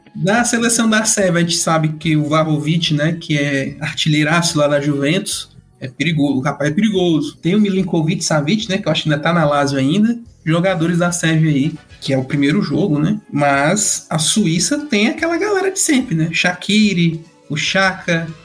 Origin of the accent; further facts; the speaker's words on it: Fortaleza, Ceará, Brazil; Sou aqui de Fortaleza, Ceará